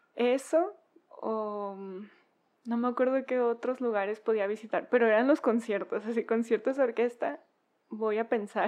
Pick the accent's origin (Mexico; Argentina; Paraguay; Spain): Mexico; Culiacán, Sinaloa; moved away; soy de Culiacán